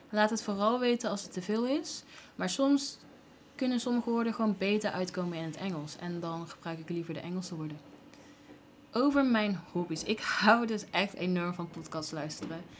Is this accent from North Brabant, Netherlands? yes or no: yes; Gilze, North Brabant, Netherlands; also born or lived in Tilburg; Ehm, ik ben geboren in Tilburg, opgegroeid in Gilze. Naar school geweest, naar de middelbare school in Breda. Eh, daarna ben ik naar de Erasmus Universiteit gegaan in Rotterdam. En ik heb een Den Haagse vriend. Dus mijn accent komt echt overal vandaan.